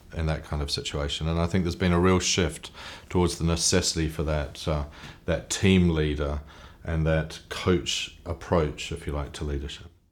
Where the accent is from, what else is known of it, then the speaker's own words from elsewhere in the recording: New Zealand; I'm a Kiwi, I'm a New Zealander